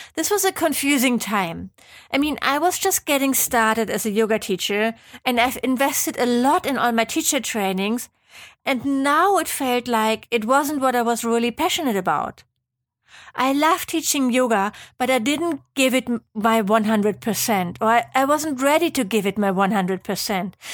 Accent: Germany; accent: German; English is a second language; moved away as an adult; also born or lived in Geneva, Switzerland; I'm from Germany, as you might be able to tell from my hopefully not too annoying accent

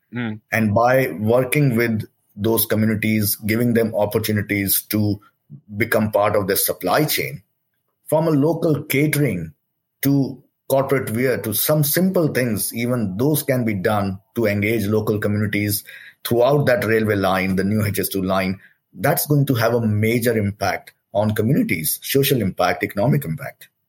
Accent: Delhi, India; moved away as an adult; I came from India, uh, uh, born and brought up in Delhi, and uh, came as a student over here.

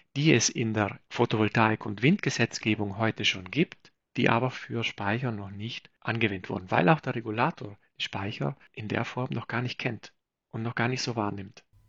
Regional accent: South Tyrol, Trentino-Alto Adige, Italy; Ich bin selbst aus Südtirol

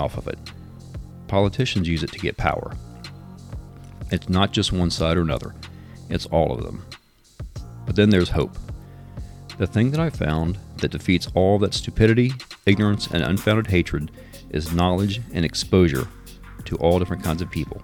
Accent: Richmond, Virginia, United States; I grew up in Richmond, went to Richmond Public Schools, worked for and retired from the Richmond Police Department

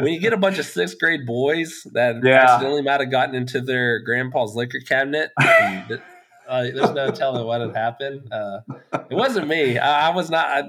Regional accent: West Texas, United States; I grew up in West Texas, talked about the days on the cotton farm

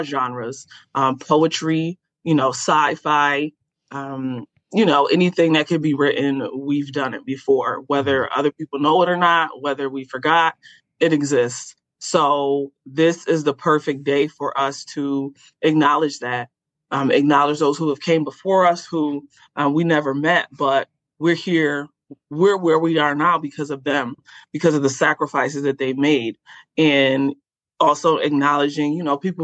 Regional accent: Rochester, New York, United States; Rochester, New York, which is my hometown

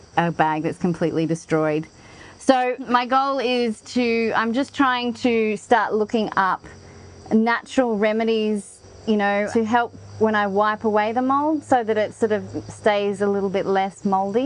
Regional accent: Australia; moved away; also born or lived in Canberra, Australia; I grew up in Australia and part of my life I lived in a place called Canberra

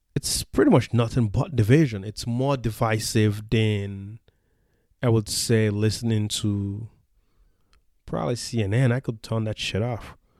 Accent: the South, United States; when I was a young teenager growing up in the South

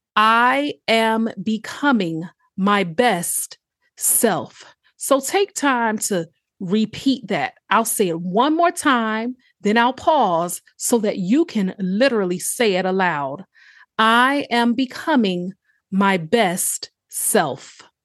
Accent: Chesapeake, Virginia, United States; also born or lived in Norfolk, Virginia; born in Norfolk, Virginia, raised in a city called Chesapeake

